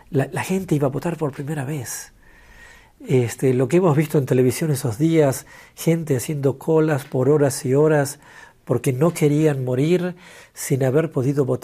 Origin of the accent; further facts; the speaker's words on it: Argentina; moved away as an adult; also born or lived in London; now in South Africa; Así que yo salí de Argentina en el 93 para ir a Londres a estudiar inglés y llegué a Sudáfrica en enero del 94.